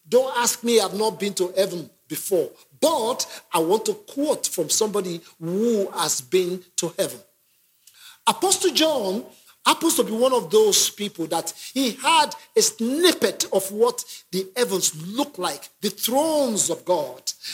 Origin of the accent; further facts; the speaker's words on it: Nigeria; now in London, United Kingdom; I'm originally from Nigeria